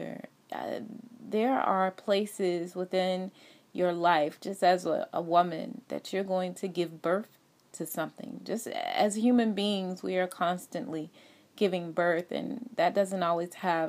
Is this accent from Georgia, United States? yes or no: yes; Atlanta, Georgia, United States; I am originally from Atlanta, Georgia.